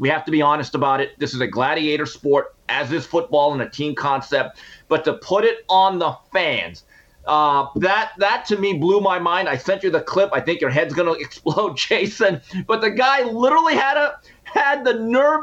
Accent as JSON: {"language": "English", "town": "Montebello", "region": "California", "country": "United States", "tie": "born or raised there", "said": "as a young man growing up in Montebello, California."}